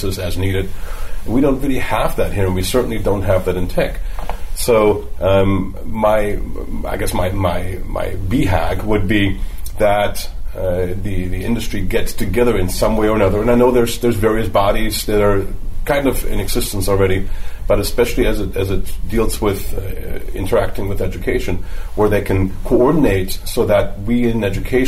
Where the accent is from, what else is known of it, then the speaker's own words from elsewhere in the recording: Germany; accent: German; now in California, United States; you might be able to tell from my accent that I'm German-born, so I understand the German system, grew up over there.